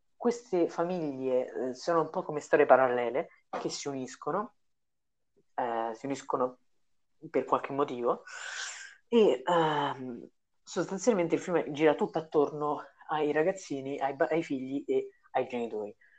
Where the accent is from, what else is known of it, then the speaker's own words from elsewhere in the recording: Rome, Lazio, Italy; noi due siamo romani